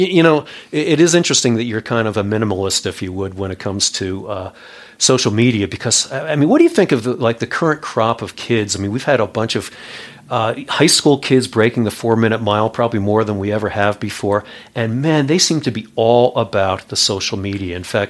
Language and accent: English; New York, United States; Being I'm from New York, I'm very snobbish about my pizza. And I spent one summer living in Minnesota.